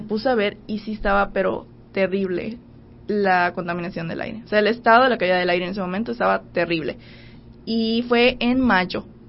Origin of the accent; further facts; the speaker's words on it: Cozumel, Quintana Roo, Mexico; Yo soy de Cozumel